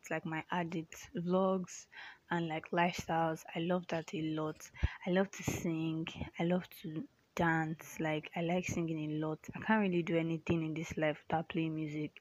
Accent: Nigeria; also born or lived in Lagos, Nigeria; I'm a Nigerian

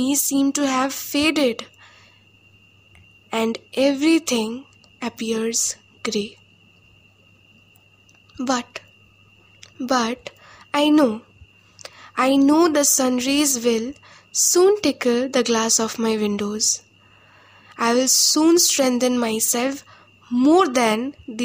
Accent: West Bengal, India; from West Bengal

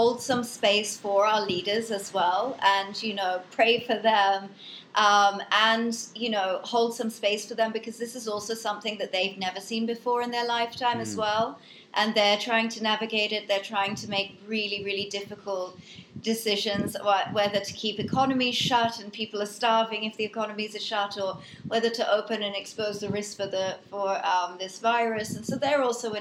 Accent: England, United Kingdom; also born or lived in United States; I was born in America, but I went to school in England

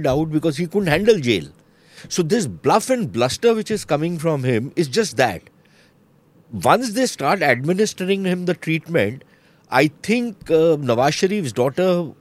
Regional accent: India; I'm an Indian

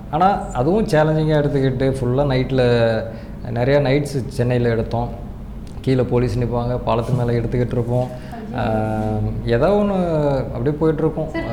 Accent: a village near Dindigul, Tamil Nadu, India; now in Chennai, India; நான்லாம் வந்து தென் மாவட்ட சேர்ந்தவன் திண்டுக்கல் பக்கத்தில் ஒரு கிராமத்தில் பிறந்து வளர்ந்தோம்

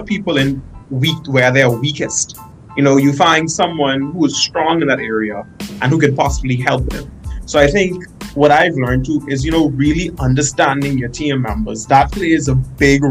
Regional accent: Bahamas; moved away as an adult; now in North Dakota, United States; I'm from the Caribbean, hot climate

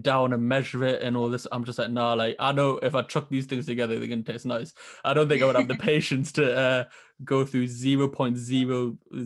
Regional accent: Northern England, United Kingdom; accent: Northern; There's my accent getting ridiculed by Southerners again

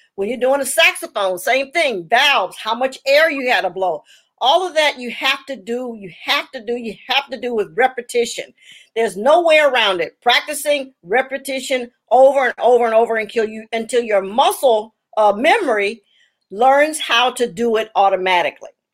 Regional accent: Los Angeles, California, United States; also born or lived in Chicago, Illinois; my parents moved to Los Angeles when I was 10

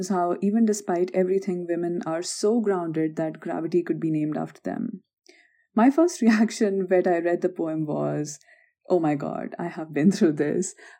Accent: India; now in North Carolina, United States; we hail from the Indian society

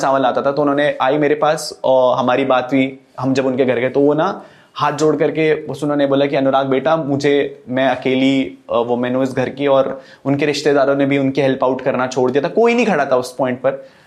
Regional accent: Uttarakhand, India; उत्तराखंड के लोग ना बहुत ज्यादा सिंपल होते हैं हम लोगों ने हम पहाड़ी लोग हैं

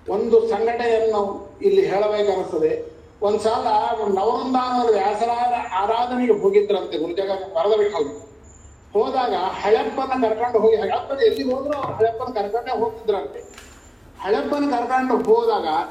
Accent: Kowthalam, Andhra Pradesh, India; also born or lived in Sirwar, Karnataka; ನಮ್ಮ ಕೋತಾ ಗ್ರಾಮದಲ್ಲಿ

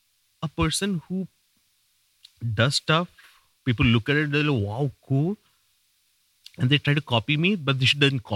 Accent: Saudi Arabia; Dude, I was raised in Saudi. I have never seen a bike in my life.

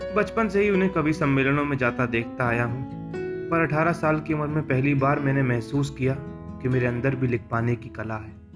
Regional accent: Aligarh, Uttar Pradesh, India; मैं अलीगढ़ उत्तर प्रदेश का रहने वाला हूँ

